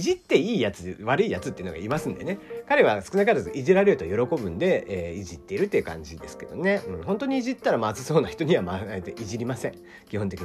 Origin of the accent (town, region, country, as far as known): Kyushu, Japan